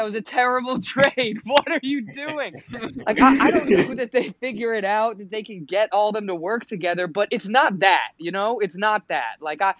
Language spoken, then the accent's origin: English; New York, United States; we're from New York